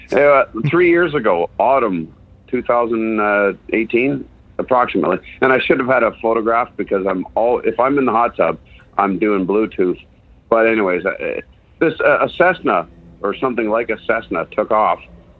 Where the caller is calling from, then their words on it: East Gwillimbury, Ontario, Canada; Hey, I'm over in East Gwillimbury. It's a little bit north of Toronto.